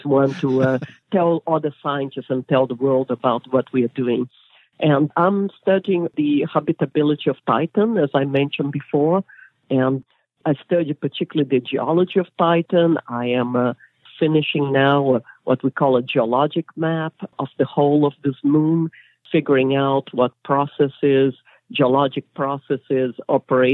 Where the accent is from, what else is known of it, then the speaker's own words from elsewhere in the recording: Brazil; moved away as an adult; also born or lived in England; now in United States; I'm originally from Brazil